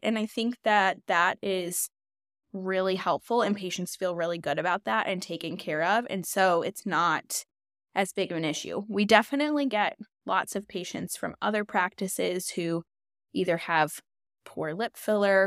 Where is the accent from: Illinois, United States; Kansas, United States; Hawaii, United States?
Illinois, United States; Chicago; moved away as an adult; now in Nashville, United States; I'm originally from Chicago um but I've been in Nashville for about 8 years now